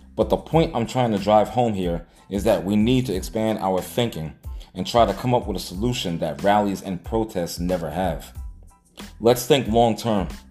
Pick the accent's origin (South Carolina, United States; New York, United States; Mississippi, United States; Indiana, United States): New York, United States; New York City; I was a young kid growing up in Hollis, Queens